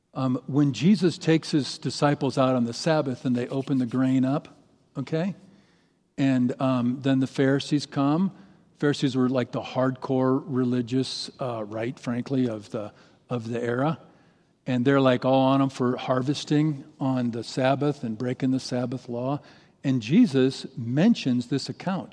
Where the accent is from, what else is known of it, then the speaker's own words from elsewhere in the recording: St. Louis, Missouri, United States; moved away as an adult; now in Boise, United States; I grew up in Saint Louis. I lived in Saint Louis for thirty years